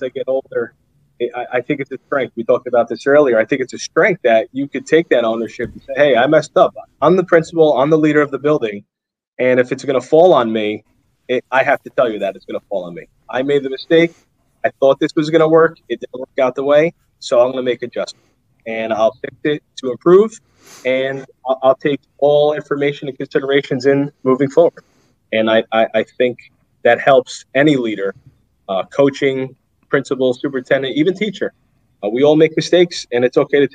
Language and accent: English; North Arlington, New Jersey, United States; I grew up in North Arlington, but I went to high school in Jersey City